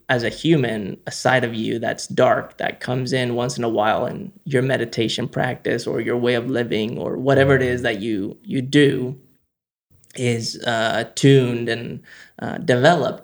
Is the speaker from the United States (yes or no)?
no; Spain; we grew up in Spain